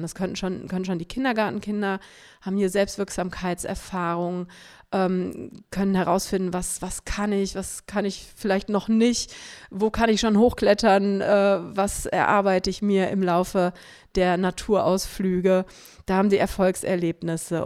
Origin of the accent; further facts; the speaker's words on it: Cologne, North Rhine-Westphalia, Germany; ich bin am Rande von Köln aufgewachsen, im suburbanen Raum kann man es sagen